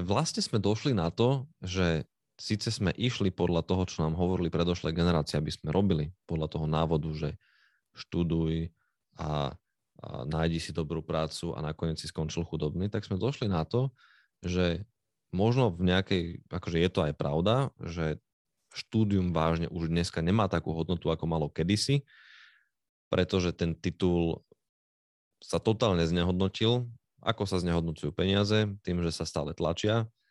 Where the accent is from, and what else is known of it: Slovakia